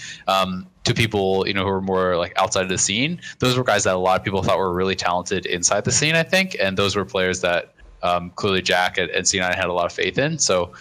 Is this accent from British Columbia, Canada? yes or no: no; Kingston, Ontario, Canada; I grew up in Kingston, so not that far away